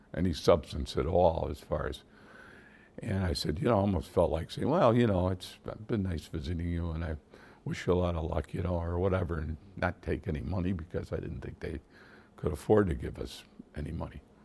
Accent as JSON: {"language": "English", "town": "Syracuse", "region": "New York", "country": "United States", "tie": "born or raised there", "also_born_or_lived": "Geneva, New York / Manhattan", "moved": "as an adult", "lives_now": "Northern New York, United States", "said": "I really grew up in, uh, Syracuse, although I was born in Geneva, but I spent most of my growing up years from, like, third or fourth grade"}